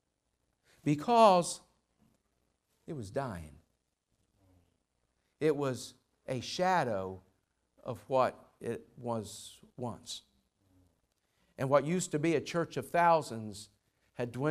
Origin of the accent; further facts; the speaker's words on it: Louisville, Kentucky, United States; Louisville, I'm from Louisville